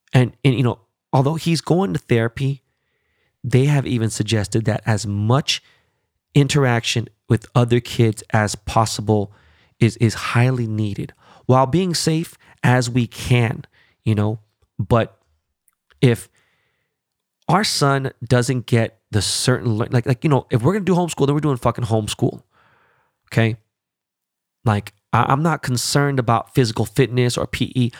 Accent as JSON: {"language": "English", "country": "United States", "said": "As an American"}